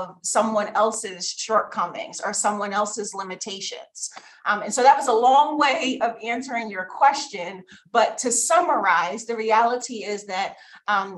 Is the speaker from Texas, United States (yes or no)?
no; Philadelphia, Pennsylvania, United States; I'm from Philly